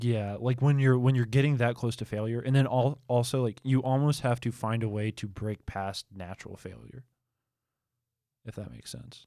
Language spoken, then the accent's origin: English; Albemarle, North Carolina, United States; moved away; I'm from Albemarle